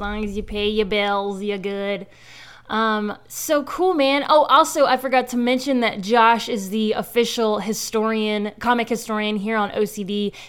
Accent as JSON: {"language": "English", "region": "the South", "country": "United States", "moved": "yes", "lives_now": "Los Angeles, United States", "said": "I'm from the South"}